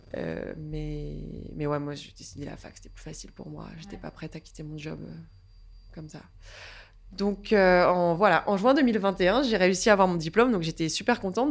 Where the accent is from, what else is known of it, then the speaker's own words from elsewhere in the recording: Saint-Quentin, Hauts-de-France, France; moved away as an adult; now in Paris, France; je suis née en Picardie à la base, dans une petite ville qui s'appelle Saint-Quentin